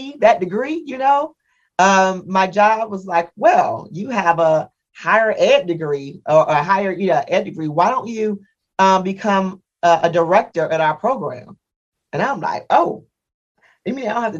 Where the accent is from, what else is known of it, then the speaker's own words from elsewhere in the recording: Indiana, United States; moved away as an adult; I'm from the Midwest, from Indiana